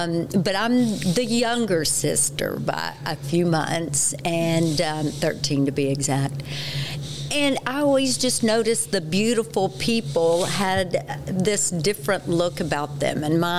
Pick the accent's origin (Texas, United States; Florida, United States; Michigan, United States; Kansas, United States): Texas, United States; accent: Texas; now in Colorado, United States; I will try to curb my Texas accent just a bit. Now that I'm a Coloradoan